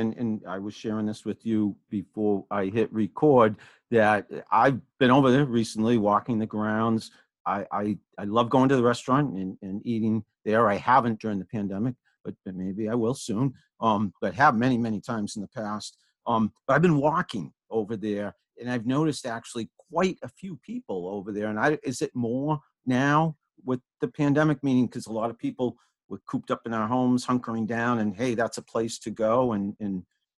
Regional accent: Franklin, Massachusetts, United States; now in Sudbury, United States; Wayside Inn Foundation in Sudbury, Massachusetts, my hometown where I live. I grew up in Franklin, Massachusetts, full disclosure, but I've been living in Sudbury for many years now with my wife and kids

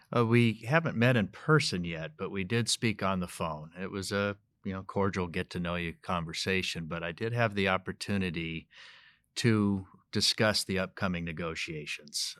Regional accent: Colorado, United States; I was born and raised in Colorado, still live in northern Colorado

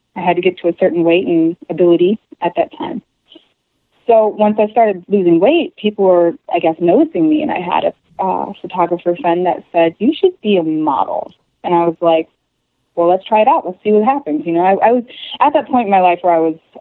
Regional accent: Chicago, Illinois, United States; also born or lived in Virginia; now in Michigan, United States; I was born in Virginia and spent most of my years in Chicago area, just outside of Chicago, and been around back and forth all over the place, but mostly Chicago

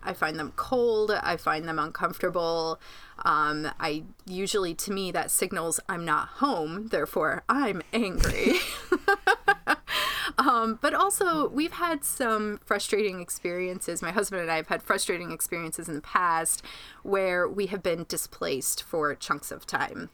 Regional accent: Groton, New York, United States; in my hometown of Groton, New York

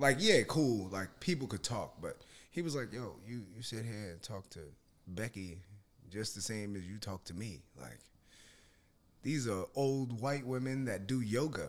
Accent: Yonkers, New York, United States; we're both from Yonkers, so both of our families know each other

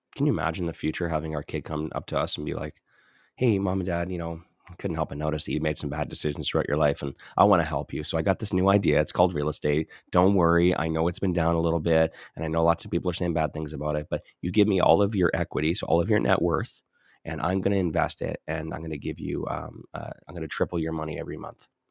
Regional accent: Edmonton, Alberta, Canada; I'm from Edmonton

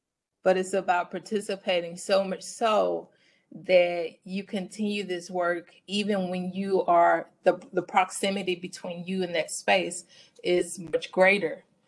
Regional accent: the South, United States; I grew up in the South.

